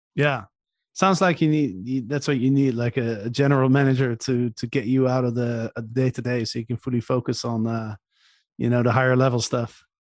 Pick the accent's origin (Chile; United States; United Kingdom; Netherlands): Netherlands; I'm from the Netherlands